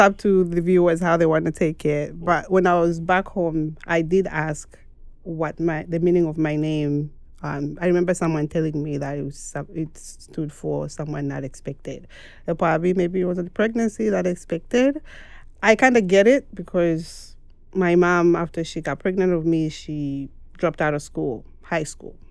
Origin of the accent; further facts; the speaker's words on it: Mongu, Western Province, Zambia; moved away as an adult; now in United States; I am from Zambia, and I was born in the western part of Zambia, which is in Mongo